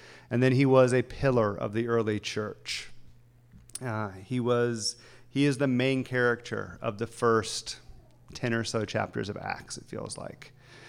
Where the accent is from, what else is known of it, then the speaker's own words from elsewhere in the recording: the South, United States; now in Los Angeles, United States; I remember there was part of me that wished I was more of a Christian growing up in the South because I would have fit in more. So then I came to Los Angeles and became a Christian.